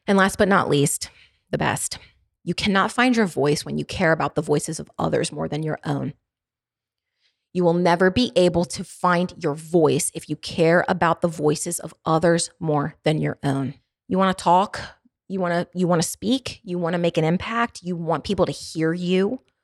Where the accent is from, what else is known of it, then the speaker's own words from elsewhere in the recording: Baltimore, Maryland, United States; accent: Baltimore; I have a pretty intense Baltimore dialect.